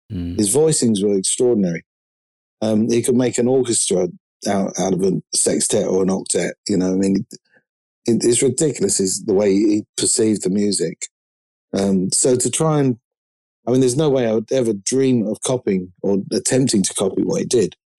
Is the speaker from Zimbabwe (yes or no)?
no; London, United Kingdom; I'm from London. I'm a drummer